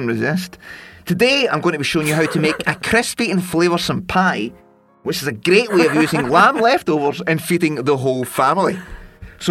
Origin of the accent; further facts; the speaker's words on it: Scotland, United Kingdom; now in London, United Kingdom; I'm Scottish.